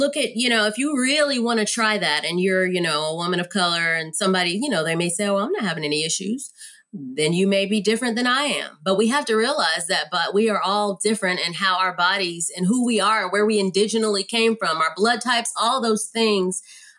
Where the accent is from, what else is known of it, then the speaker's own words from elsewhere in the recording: San Antonio, Texas, United States; also born or lived in Germany; I was born in Germany. My dad was a soldier. We moved all around. I had friends of all races. I grew up primarily when I became of age and established my identity in San Antonio, Texas.